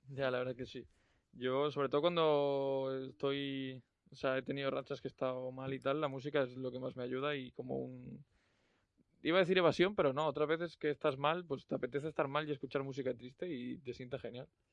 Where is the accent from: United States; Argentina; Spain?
Spain; León, Castile and León; los que somos de León